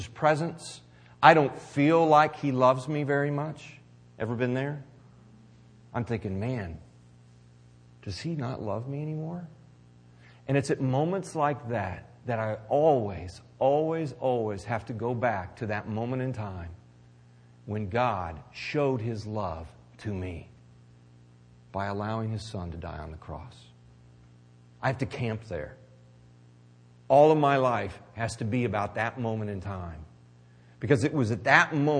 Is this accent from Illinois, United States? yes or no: no; Missouri, United States; I'm from Missouri